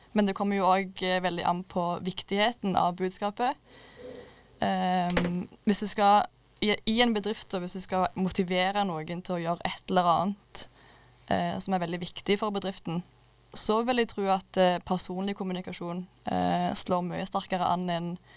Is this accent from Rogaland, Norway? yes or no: yes; Klepp, Rogaland, Norway; Jeg kommer fra Klepp eller ja, Stavanger